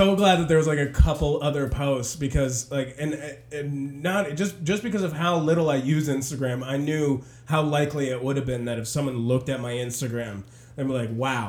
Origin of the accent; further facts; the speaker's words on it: Virginia, United States; accent: southern; I've noticed every year that I've been outside of Virginia, the worse my accent gets, like my southern accent.